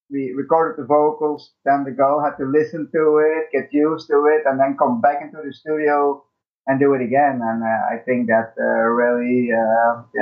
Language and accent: English; Belgium